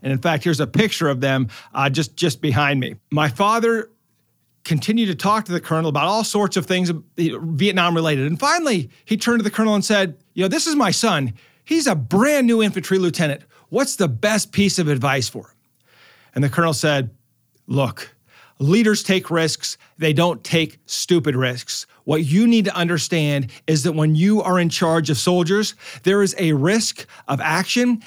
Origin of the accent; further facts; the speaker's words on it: Omaha, Nebraska, United States; I'm from Omaha